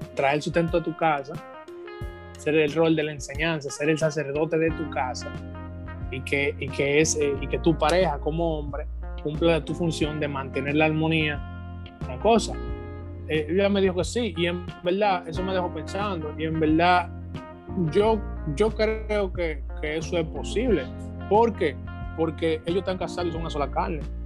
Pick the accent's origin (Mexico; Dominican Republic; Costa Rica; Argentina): Dominican Republic; nosotros tenemos un remanente en este país somos una gran cantidad de, cristianos, hijos de Dios, que somos residentes de República Dominicana